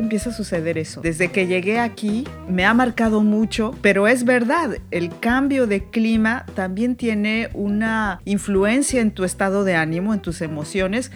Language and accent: Spanish; Veracruz, Mexico; now in France; como yo de Veracruz